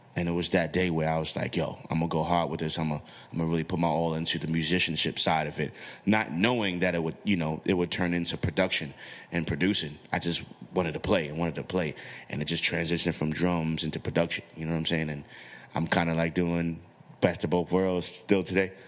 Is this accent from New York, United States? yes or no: yes; New York City, New York, United States; I'm from the hood, I'm from the Bronx